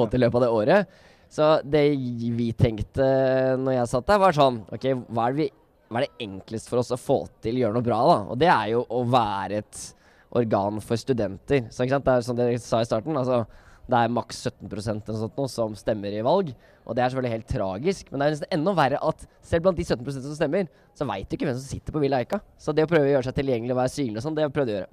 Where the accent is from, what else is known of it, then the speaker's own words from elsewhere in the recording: Oslo, Norway; jeg kommer fra Oslo